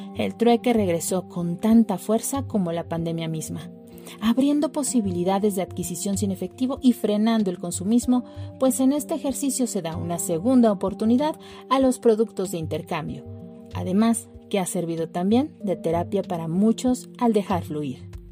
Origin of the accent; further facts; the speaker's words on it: Mexico City, Mexico; nuestra ciudad chilanga